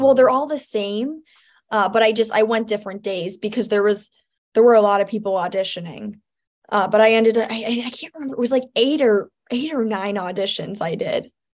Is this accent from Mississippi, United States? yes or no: no; Chicago, Illinois, United States; I grew up out here in Chicago. So I live right out, like, the Northwest suburbs